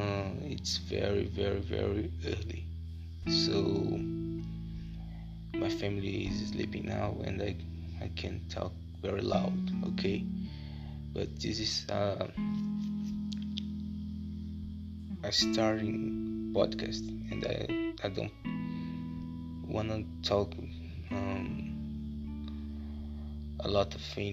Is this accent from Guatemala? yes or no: no; São Luís, Maranhão, Brazil; English is a second language; I am from Brazil, São Luís, Maranhão